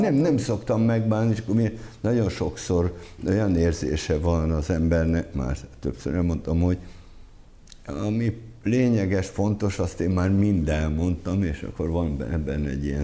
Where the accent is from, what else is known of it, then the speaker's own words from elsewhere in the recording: Abony, Pest, Hungary; én abonyi vagyok